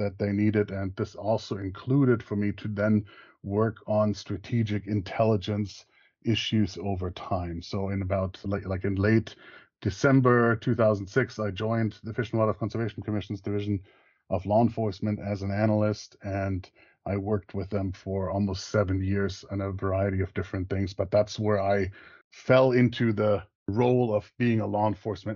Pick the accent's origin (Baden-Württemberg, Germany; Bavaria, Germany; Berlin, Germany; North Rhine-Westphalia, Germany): Bavaria, Germany; English is a second language; moved away as an adult; also born or lived in Montana, United States; now in Tallahassee, United States; I grew up in a small Bavarian village